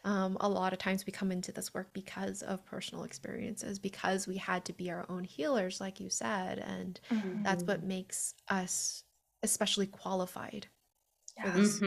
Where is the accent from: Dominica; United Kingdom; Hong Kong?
Hong Kong; I usually have the distinction of saying that I'm from Hong Kong, not from China